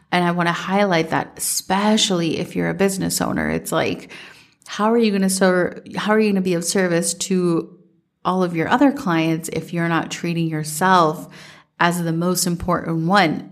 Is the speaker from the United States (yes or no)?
yes; Minnesota, United States; growing up in Minnesota